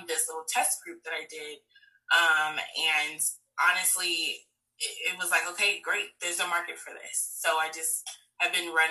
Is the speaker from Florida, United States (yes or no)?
yes; Tampa, Florida, United States; I am born and raised here in Tampa, Florida.